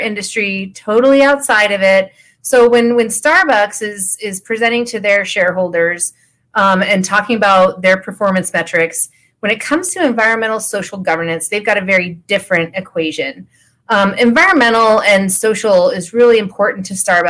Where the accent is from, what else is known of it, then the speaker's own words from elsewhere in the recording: Idaho Falls, Idaho, United States; now in Colorado, United States; I'm a small town girl. I'm from Idaho Falls, Idaho